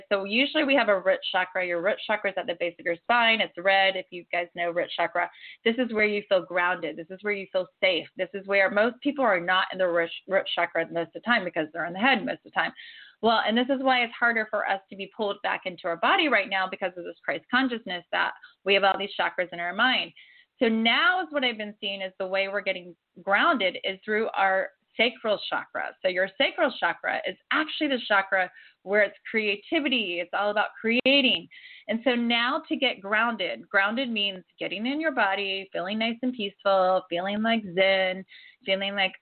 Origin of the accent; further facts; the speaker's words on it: Ohio, United States; also born or lived in Florida; now in California, United States; I was born and raised in Ohio.